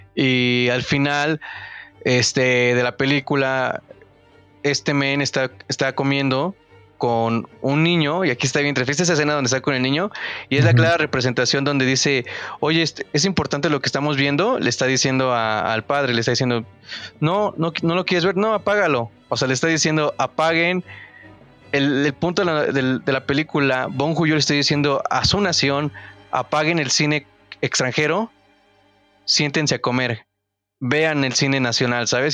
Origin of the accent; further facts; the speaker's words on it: Mexico; como consumidores mexicanos